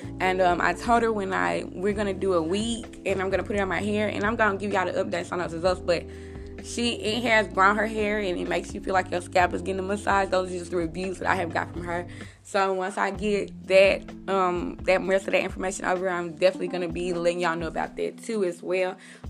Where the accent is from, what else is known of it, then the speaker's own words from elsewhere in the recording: United States; When I go outside, I'm American.